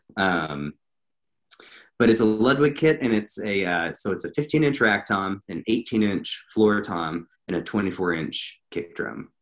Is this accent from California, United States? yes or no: no; Montana, United States; moved away as an adult; now in Atlanta, United States; I grew up in Montana, and I was living in Montana at the time. And uh, I moved down here um, about exactly a year ago.